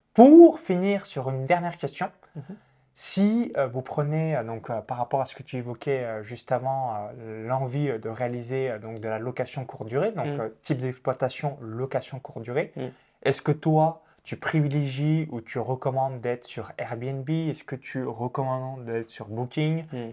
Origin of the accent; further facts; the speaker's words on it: countryside 20 km from Chalon-sur-Saône, Bourgogne-Franche-Comté, France; j'ai grandi euh, dans la campagne à 20 km de Chalon-sur-Saône